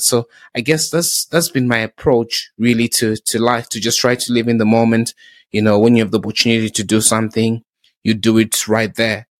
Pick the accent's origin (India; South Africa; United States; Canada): South Africa; also born or lived in Zimbabwe; now in United Kingdom; I started going to school in South Africa.